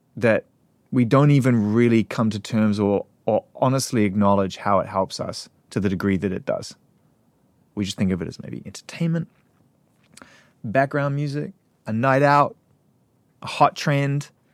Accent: New Zealand; moved away as an adult; also born or lived in United Kingdom; I was from New Zealand.

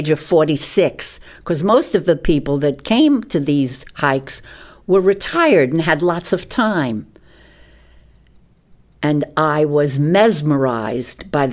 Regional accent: New York City, New York, United States; I grew up in New York City

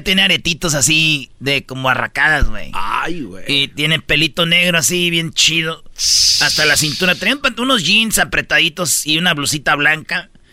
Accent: Michoacán, Mexico; yo soy de Michoacán

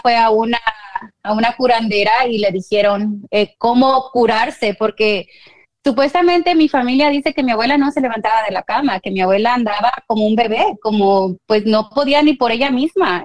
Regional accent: Guanajuato, Mexico; yo soy de Guanajuato

